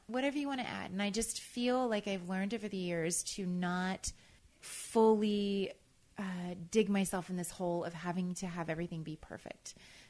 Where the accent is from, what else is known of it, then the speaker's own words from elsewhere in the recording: the South, United States; And a lot of that comes from growing up in the South.